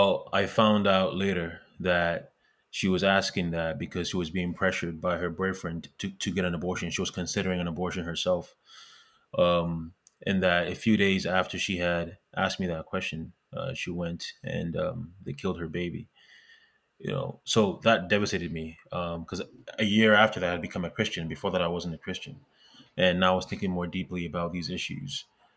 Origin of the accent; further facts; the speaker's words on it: Montreal, Quebec, Canada; also born or lived in Ghana; I was born in Ghana. I was in West Africa. I moved to Canada when I was 10 years old, originally in Montreal.